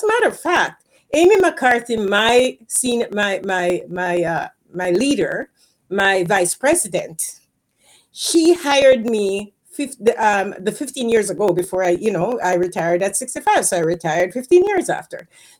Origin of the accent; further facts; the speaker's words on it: Jamaica; moved away as an adult; because when I came from Jamaica, I career pivoted to IT. Because when I came here, I was a professor at the university in Jamaica before I came here.